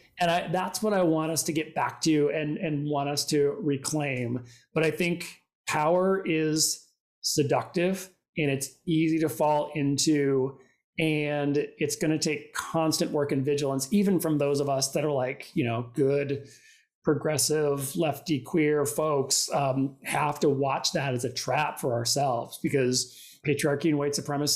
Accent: Minnesota, United States; now in New York, United States; I grew up in Minnesota. Live in New York

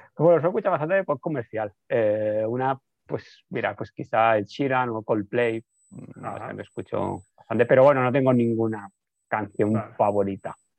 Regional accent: Barcelona, Catalonia, Spain; los que somos de Barcelona

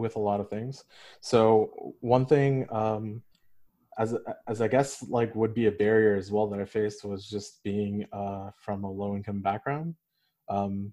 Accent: Canada; I'm a second generation South Asian. I was born in Canada

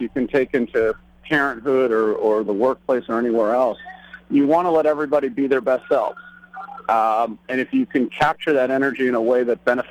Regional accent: Chappaqua, New York, United States; we were growing up in Chappaqua, New York

